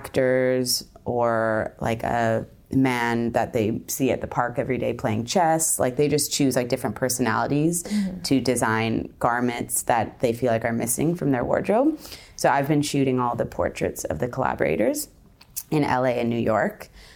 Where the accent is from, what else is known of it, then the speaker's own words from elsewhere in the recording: Victoria, British Columbia, Canada; now in Toronto, Canada; I am from Victoria, British Columbia, and I'm currently living in Toronto.